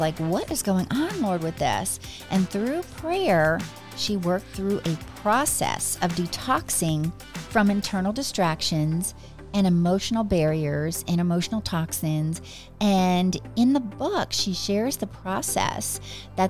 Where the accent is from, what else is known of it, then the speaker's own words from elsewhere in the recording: New Jersey, United States; I grew up in New Jersey